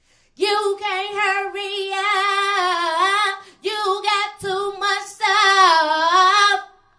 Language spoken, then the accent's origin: English; Chicago, Illinois, United States; moved away as an adult; now in Los Angeles, United States; I'm originally from Chicago, but I'm living in L.A.